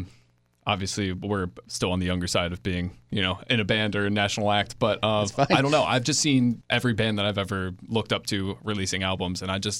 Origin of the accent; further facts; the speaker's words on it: New York City, New York, United States